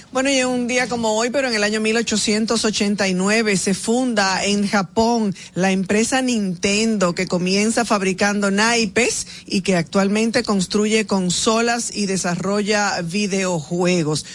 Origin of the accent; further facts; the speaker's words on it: Dominican Republic; como ciudadanos, como dominicanos